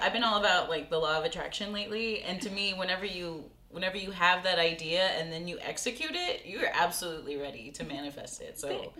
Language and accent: English; Corpus Christi, Texas, United States; I grew up in Corpus, and some of my friends moved to Austin.